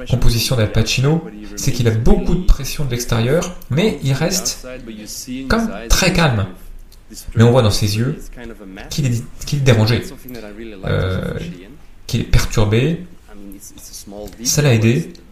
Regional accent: Flanders, Belgium; je suis flamand

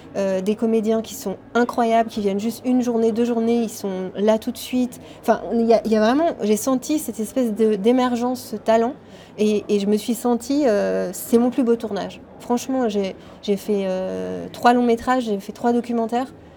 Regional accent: Switzerland; nous on est suisse

